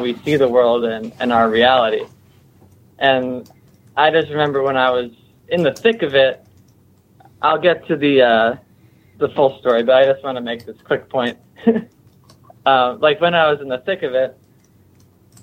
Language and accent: English; Connecticut, United States; I grew up in Connecticut, which is sort of Lyme City.